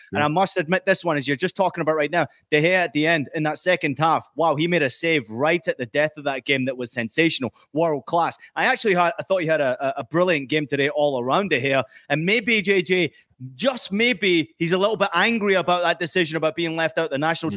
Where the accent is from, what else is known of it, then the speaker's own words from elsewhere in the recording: United States; as an American